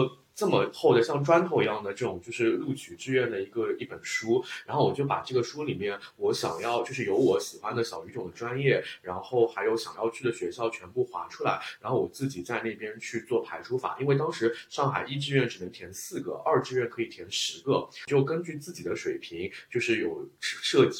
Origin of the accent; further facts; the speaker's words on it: Shanghai, China; 就对我们上海人来说是外地学校，